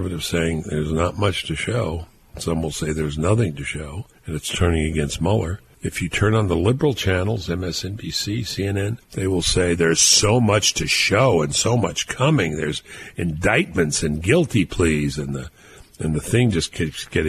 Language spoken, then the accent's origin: English; New York City, New York, United States; We grew up in Brooklyn